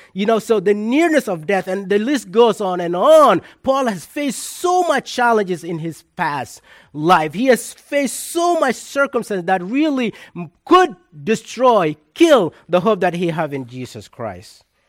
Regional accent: South Sudan; moved away; my hometown in South Sudan

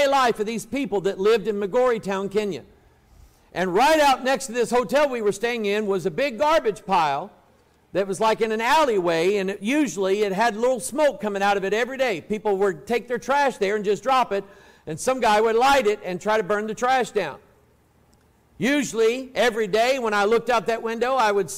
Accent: United States; But I was born in America.

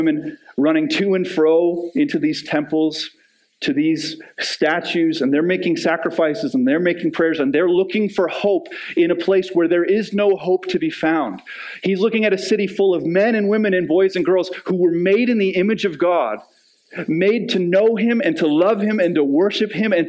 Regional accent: Canada; As Canadians

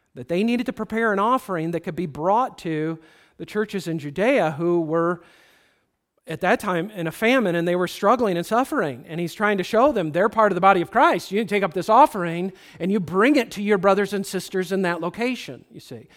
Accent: United States

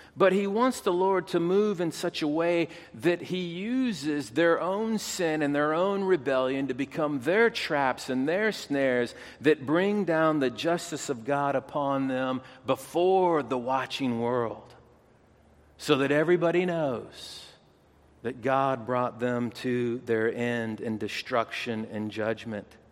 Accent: United States; as an American

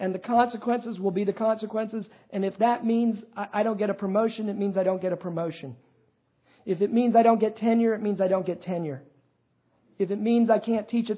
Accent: United States; accent: American; my American accent

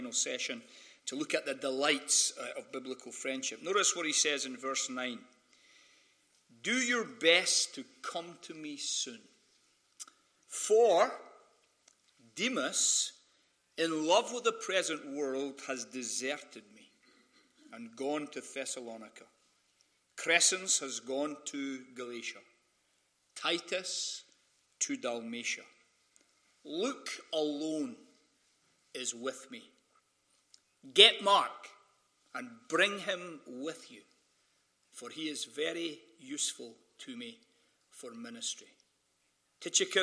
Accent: Scotland, United Kingdom; accent: Scottish; moved away as an adult; now in Sacramento, United States; when you have a Scottish accent

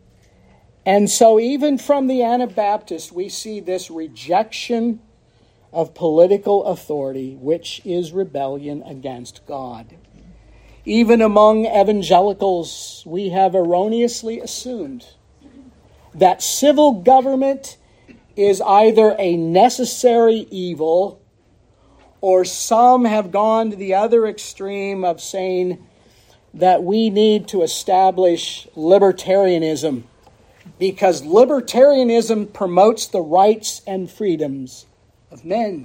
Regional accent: United States; I, as a patriot and as an American and as an Irishman

